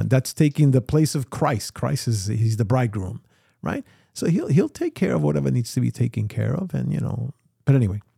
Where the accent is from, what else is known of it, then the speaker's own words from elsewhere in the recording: New York City, New York, United States; I grew up here in New York City